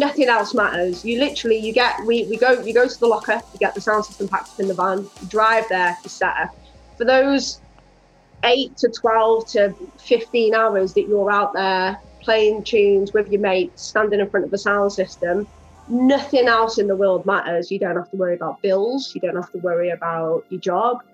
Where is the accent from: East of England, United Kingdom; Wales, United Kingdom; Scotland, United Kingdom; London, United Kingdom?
Wales, United Kingdom; Rhyl; we're actually from Rhyl in Wales